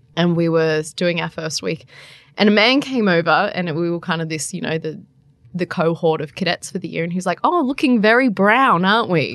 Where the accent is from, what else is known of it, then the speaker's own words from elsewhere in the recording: Central Coast, New South Wales, Australia; moved away as an adult; also born or lived in Darwin; now in Canberra, Australia; I spent most of my life growing up on the central coast